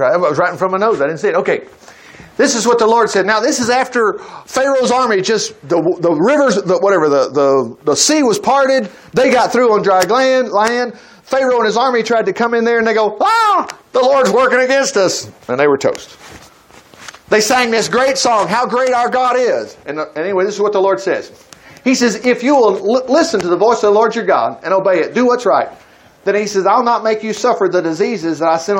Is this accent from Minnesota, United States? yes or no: yes; Minnesota, United States; now in Huntsville, United States; I'm from Minnesota. I'm down here in Huntsville.